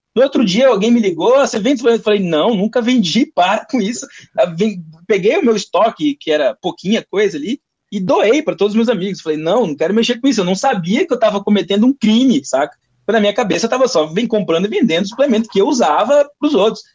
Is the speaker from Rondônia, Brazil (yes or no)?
yes; Porto Velho, Rondônia, Brazil; eu nasci e me criei em Porto Velho, Rondônia